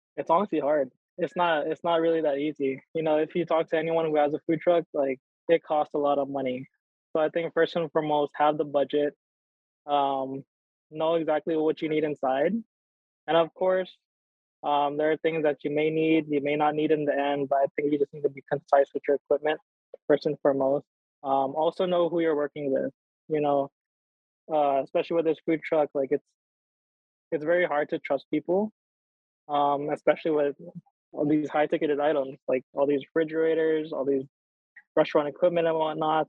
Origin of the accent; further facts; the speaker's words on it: Hawaii, United States; growing up here, especially just a little background, like, you know, I grew up ashamed of being Filipino